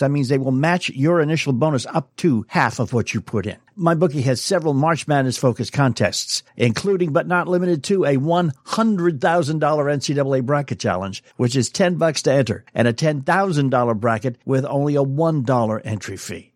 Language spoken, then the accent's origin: English; New England, United States; I grew up in New England